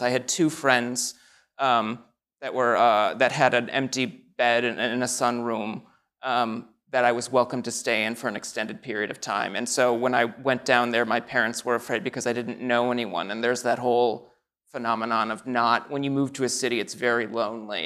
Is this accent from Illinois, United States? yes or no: yes; Naperville, Illinois, United States; moved away; I grew up in Naperville, Illinois, which is a suburb of Chicago